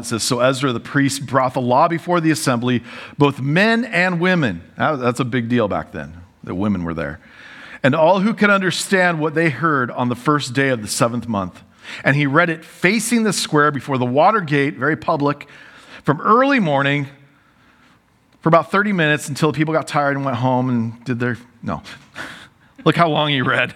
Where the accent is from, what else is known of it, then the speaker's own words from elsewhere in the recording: United States; I love being American